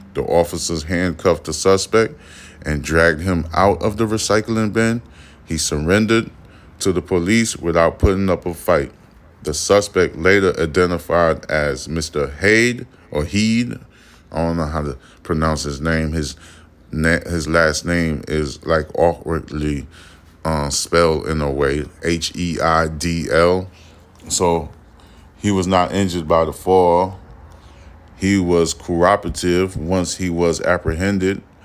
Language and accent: English; United States; I am a American, born American, raised